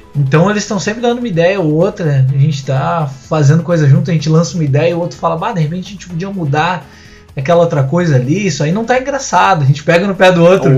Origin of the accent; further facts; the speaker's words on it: Rio Grande do Sul, Brazil; also born or lived in Canoas; eu sou do Rio Grande do Sul, moro em Canoas, pertinho dos guris aqui